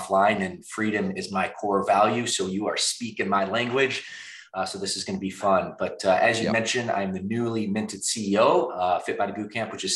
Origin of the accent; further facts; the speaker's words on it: Midwest, United States; moved away as an adult; now in California, United States; We're both from the Midwest